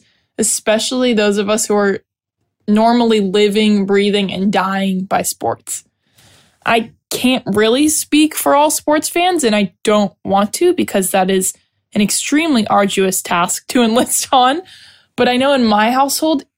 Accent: Los Angeles, California, United States; being born and raised in Los Angeles

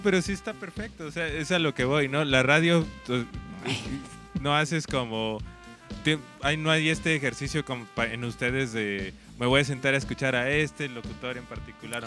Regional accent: Oaxaca, Mexico; nosotros somos de Oaxaca, de un estado al

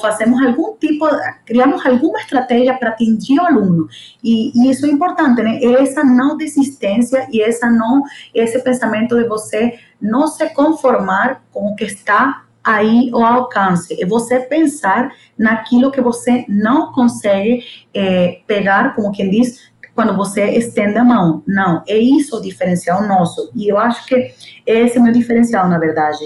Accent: El Tigre, Anzoátegui, Venezuela; first language Spanish; Portuguese is a second language; moved away as an adult; also born or lived in São Paulo, Brazil / United States; now in Mato Grosso, Brazil; venho da Venezuela, minha língua é espanhol

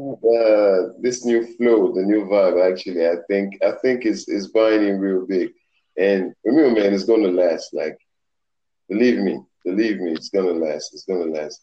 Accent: Lagos, Nigeria; moved away; I grew up in Africa, man. I'm African. I'm from Nigeria. Okay. You know, representing oh, right. Lagos

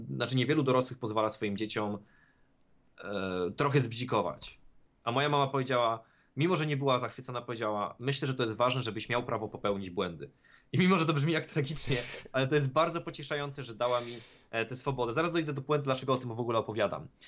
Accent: Sieradz, Łódź Voivodeship, Poland; moved away; mojego rodzinnego miasta, w którym wtedy oczywiście żyłem

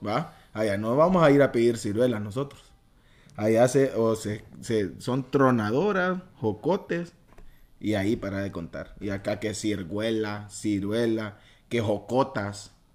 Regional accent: Choluteca, Honduras; moved away as an adult; now in Tegucigalpa, Honduras; Yo nací en Choluteca

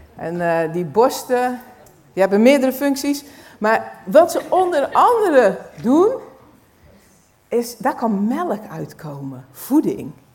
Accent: Netherlands; als Nederlanders

